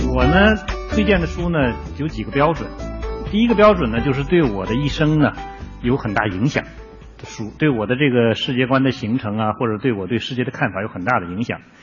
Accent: Northeast China, China; accent: Northeastern; moved away; also born or lived in Jilin; 我们东北话呢，就是对缝儿嘛

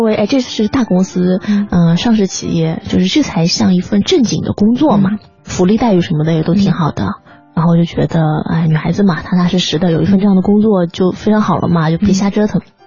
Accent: Hangzhou, Zhejiang, China; moved away as an adult; also born or lived in Beijing; 我零四年嗯。在中戏上的学嗯。戏文系，我是杭州人

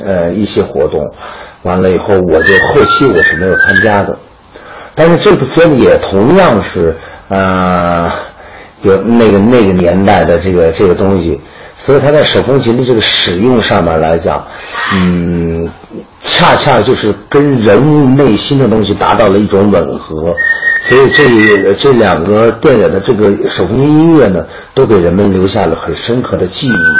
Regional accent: China; 我作为一个中国人

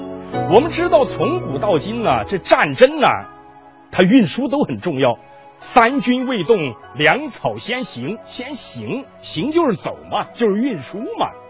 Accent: Chengdu, Sichuan, China; 我们成都人都喜欢吃辣椒，

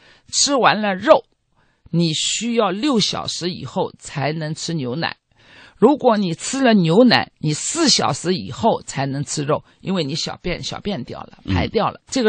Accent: Israel; 我有，呃，因为我来自以色列，我认为如果一家人家作为一个父母，我们讲的衣食住行，我们中国人喜欢讲

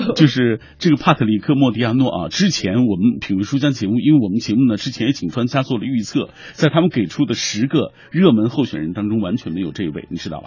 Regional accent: China; 因为村上春树是我们中国人最熟悉的外国作家啊。

